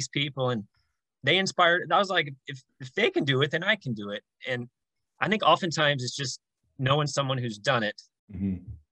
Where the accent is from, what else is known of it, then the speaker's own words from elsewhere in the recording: Jackson, Tennessee, United States; moved away as an adult; now in Los Angeles, United States; I was living in Jackson, Tennessee, which is my hometown. I've lived there for 30 years of my life, currently in Los Angeles